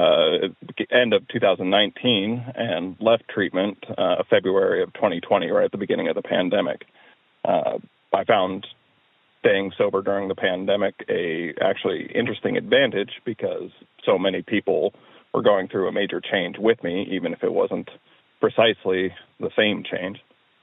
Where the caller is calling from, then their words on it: Portland, Oregon, United States; I'm calling from Portland, Oregon.